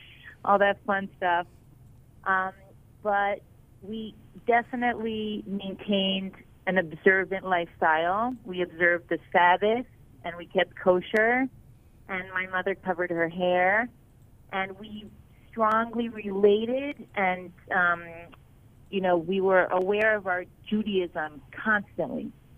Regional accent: Miami Beach, Florida, United States; now in Israel; So I'm a Florida girl, born and raised in Miami Beach, in the sunny, beautiful lifestyle of Florida. My parents are Orthodox Jews, but we always lived a pretty American lifestyle.

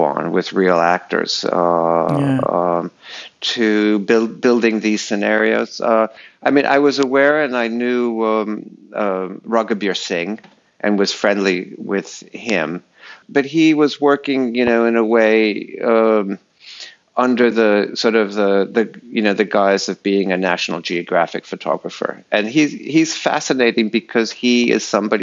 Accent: New England, United States; moved away; I grew up in New England.

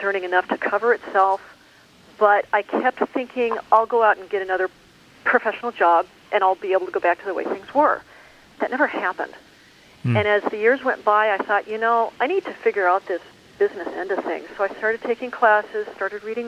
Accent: Douglas County, Colorado, United States; moved away; I grew up just north of you in Douglas County

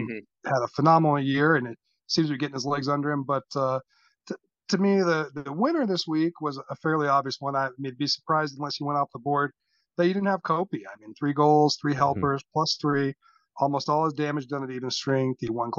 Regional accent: California, United States; born there; Right. Actually, no, I was born here.

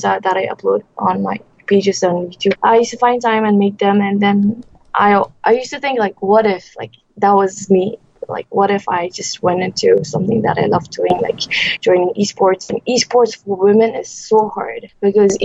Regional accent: Bhutan; now in Malaysia; I'm from Bhutan. It's a small country in the Himalayas, sandwiched between India and China and Nepal and Bangladesh. I'm a Buddhist by religion, and I grew up in Bhutan

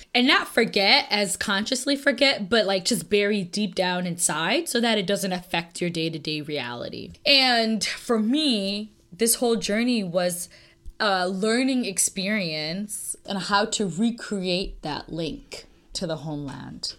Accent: United States; I'm American

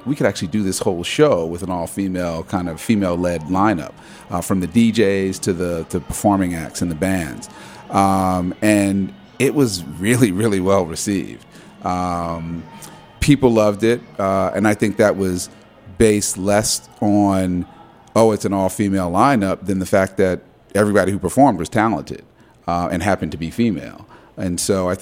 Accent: New Jersey, United States; now in Washington, D.C., United States; I grew up in New Jersey

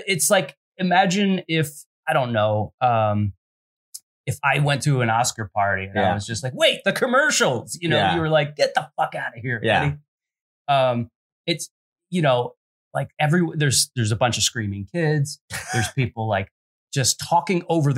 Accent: Philadelphia, Pennsylvania, United States; moved away as an adult; also born or lived in New Zealand; now in Los Angeles, United States; I grew up in Philly, and I'm almost getting to the point where I've been in LA longer than Philly.

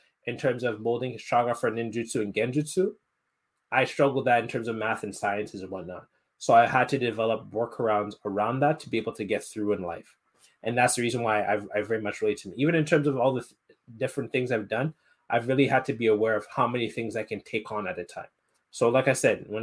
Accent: Montreal, Quebec, Canada; I'm half Nigerian, so we always had like Nigerian parties and events in Montreal

